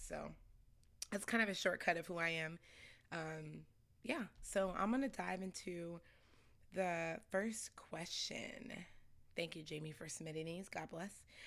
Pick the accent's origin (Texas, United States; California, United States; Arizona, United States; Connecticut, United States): Arizona, United States; Scottsdale; also born or lived in Chicago, Illinois; I moved to actually Scottsdale, Arizona when I was, like, seven years old.